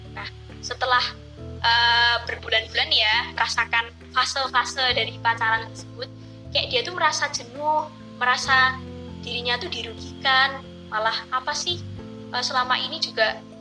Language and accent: Indonesian; Java, Indonesia; accent: Javanese; Indonesian is a second language; aku kecepatan pakai bahasa Jawa, soalnya aku tuh nggak biasa pakai bahasa Indonesia